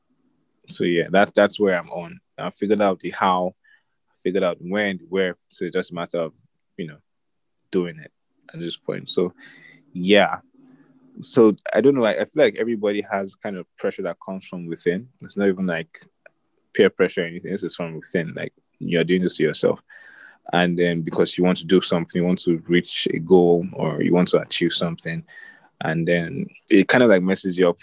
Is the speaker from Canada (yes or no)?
no; Nigeria; I'm Nigerian, right? And then we like our plantain.